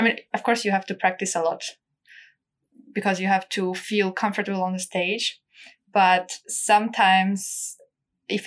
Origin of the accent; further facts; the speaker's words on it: Armenia; now in Munich, Germany; I was born in Armenia in a family of musicians.